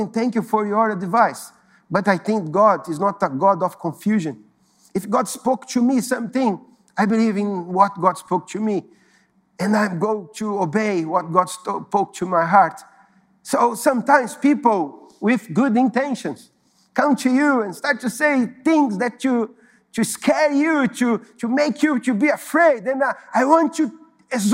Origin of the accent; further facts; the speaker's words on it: São Paulo, Brazil; moved away as an adult; also born or lived in Recife; I was living in São Paulo. São Paulo is my hometown